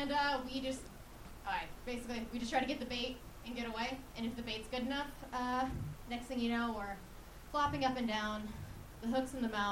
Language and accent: English; Orlando, Florida, United States; I'm from Orlando.